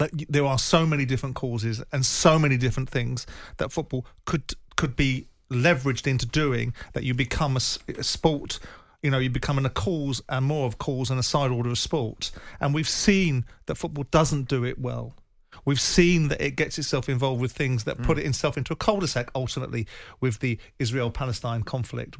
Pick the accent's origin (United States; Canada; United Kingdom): United Kingdom; Croydon, London; I grew up in Croydon when I was 15, 16 years of age.